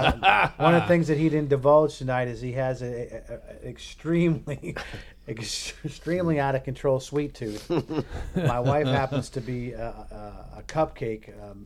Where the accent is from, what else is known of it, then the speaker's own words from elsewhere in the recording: New England, United States; I'm a Yankee from New England